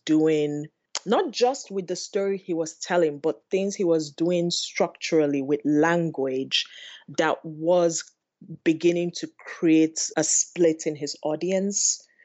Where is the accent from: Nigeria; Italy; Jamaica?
Nigeria; Enugu, Enugu State; moved away as an adult; now in Los Angeles, United States; growing up in Enugu, I think of my summers in the village with my grandmother.